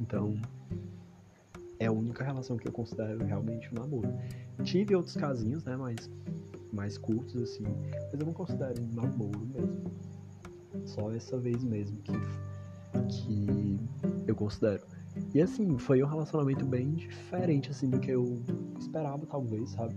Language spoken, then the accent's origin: Portuguese; Ceará, Brazil; eu mal saí do Ceará